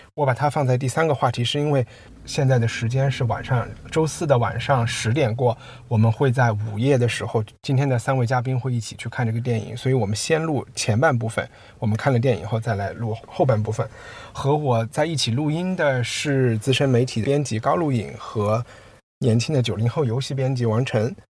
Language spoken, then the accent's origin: Chinese; Chengdu, Sichuan, China; moved away as an adult; also born or lived in United Kingdom; 作为一个成都人和四川人